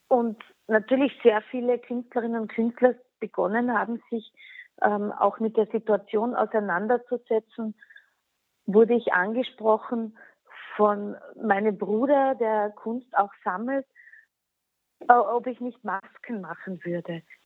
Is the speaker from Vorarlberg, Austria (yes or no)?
no; Klagenfurt, Carinthia, Austria; first language Slovene; German is a second language; moved away as an adult; also born or lived in Wolfsberg; now in Vienna, Austria; Ich wurde geboren in Wolfsberg. Meine Mutter ist Wolfsbergerin, gebürtige und ist auch dort aufgewachsen. Aber ich habe dann eigentlich immer in Klagenfurt gelebt